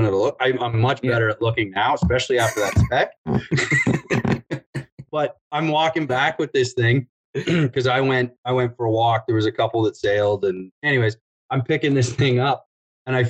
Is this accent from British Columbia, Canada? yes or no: no; Southern Ontario, Canada; moved away as an adult; now in Alberta, Canada; I grew up in Southern Ontario